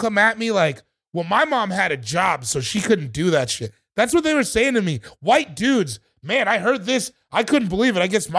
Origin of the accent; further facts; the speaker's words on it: Colorado, United States; I'm from Colorado.